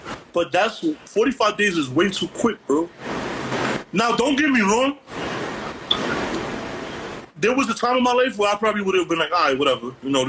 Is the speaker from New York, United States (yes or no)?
yes; New York City, New York, United States; also born or lived in The Bronx, New York; And I'm from Harlem and I live in the Bronx now.